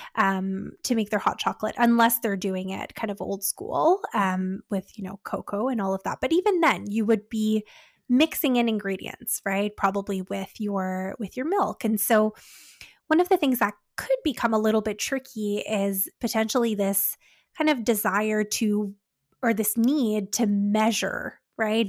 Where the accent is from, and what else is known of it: Canada